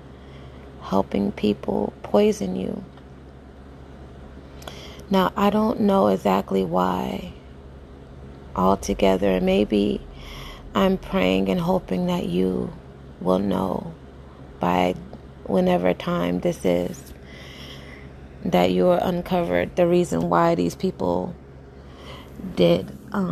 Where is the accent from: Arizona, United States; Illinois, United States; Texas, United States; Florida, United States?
Florida, United States; Jacksonville; moved away as an adult; now in Tampa, United States; I reside in Tampa right now, Tampa, Florida. But I'm born and raised in Jacksonville, Florida